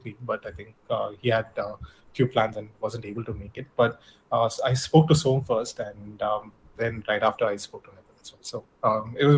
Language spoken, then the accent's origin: English; Bangalore, Karnataka, India; also born or lived in Canada; in Bangalore, which is my hometown back then